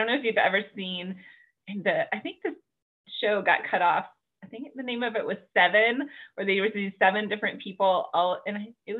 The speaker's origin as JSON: {"language": "English", "region": "the South", "country": "United States", "tie": "born or raised there", "said": "oh my goodness, I was raised in the South."}